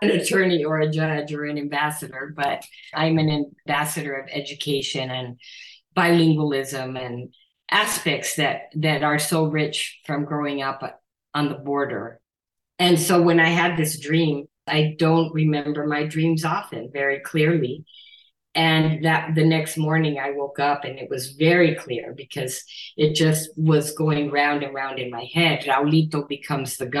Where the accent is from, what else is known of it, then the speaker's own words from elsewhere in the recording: Nogales, Arizona, United States; living in my hometown of Nogales, Arizona, on the border, where that's where I grew up